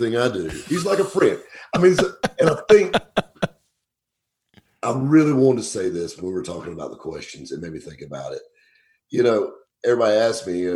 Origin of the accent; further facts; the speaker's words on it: Greenville, South Carolina, United States; I grew up right here in Greenville, South Carolina